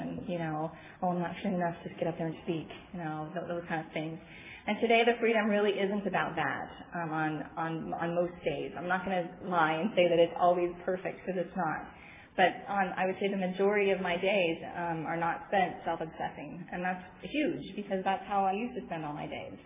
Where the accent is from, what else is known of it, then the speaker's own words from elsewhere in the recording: San Diego, California, United States; I am from San Diego